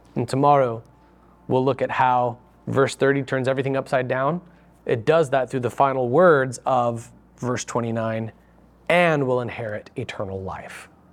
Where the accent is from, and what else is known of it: United States